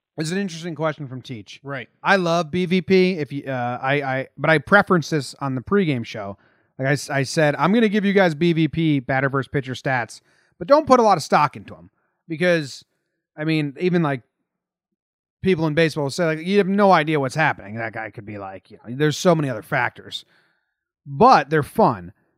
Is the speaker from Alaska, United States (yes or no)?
no; New Jersey, United States; I'm back in my home state of New Jersey